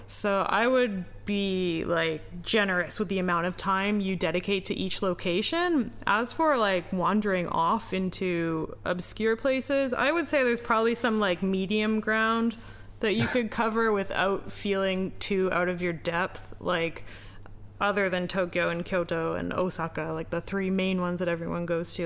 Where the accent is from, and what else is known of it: Canada; now in Japan